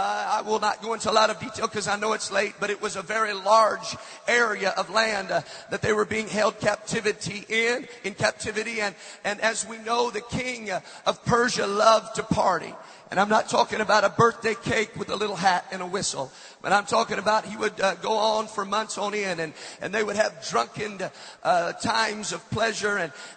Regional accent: Amsterdam, North Holland, Netherlands; I was raised in Amsterdam, where I was raised, drugs are legal. You can buy them off of a menu.

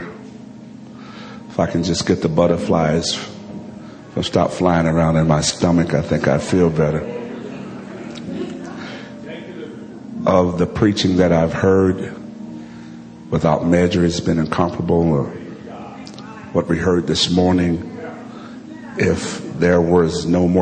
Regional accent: Alabama, United States; I'm from Alabama

